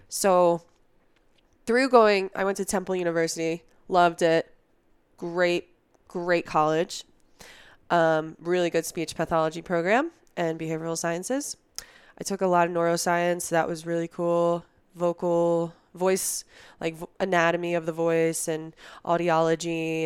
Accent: New Jersey, United States; moved away as an adult; also born or lived in Philadelphia; now in Colorado, United States; I grew up in New Jersey, you know, down the street from you

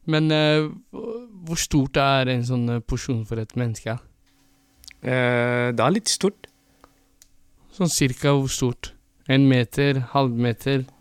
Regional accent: Somalia; now in Norway; vi er jo begge fra Somalia.

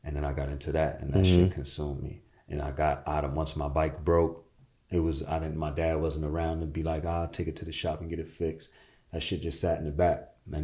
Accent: New York City, New York, United States; I'm from Jamaica, Queens.

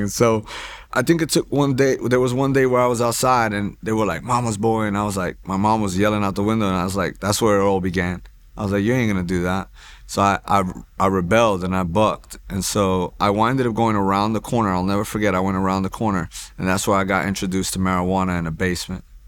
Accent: Hoboken, New Jersey, United States; also born or lived in New York; now in Houston, United States; I was born in Jersey City, New Jersey, uh, raised in Hoboken

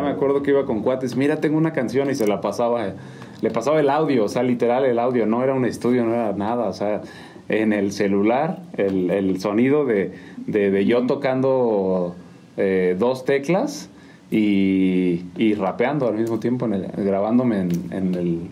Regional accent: Mexico City, Mexico; moved away as an adult; also born or lived in Durango; now in San Juan del Río, Mexico; yo nací en DF

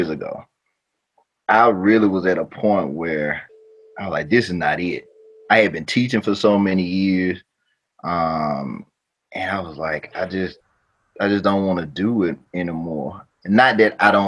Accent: New Orleans, Louisiana, United States; moved away as an adult; also born or lived in Baton Rouge, Louisiana / Jackson; I'm from Louisiana, born in Baton Rouge. We stayed in New Orleans

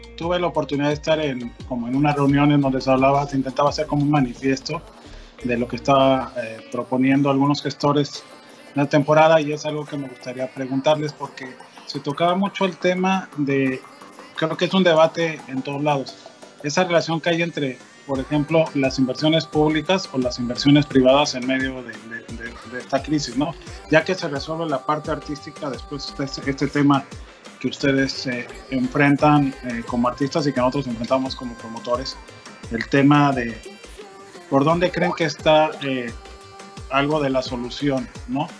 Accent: Mexico

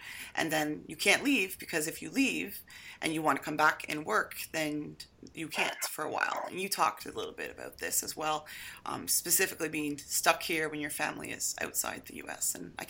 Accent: Niagara Falls, Ontario, Canada; moved away as an adult; now in United States; as a Canadian from the other side of the border. I grew up in Niagara Falls, so crossing the border was not a big deal until a certain point.

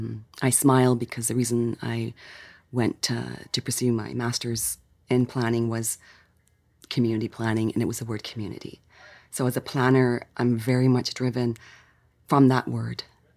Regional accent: Victoria, British Columbia, Canada; I was born here in Victoria. And it's great to come back. And I'm settling here in my homegrown hometown.

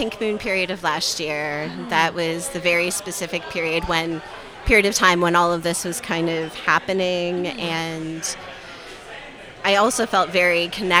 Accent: Toronto, Ontario, Canada; moved away as an adult; also born or lived in Kitchener-Waterloo region, Ontario; now in Kitchener, Canada; So Toronto is my hometown. Okay. Yeah. I was born and raised in Scarborough.

